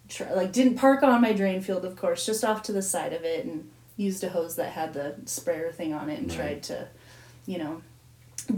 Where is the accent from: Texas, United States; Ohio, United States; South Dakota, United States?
South Dakota, United States; Growing up in South Dakota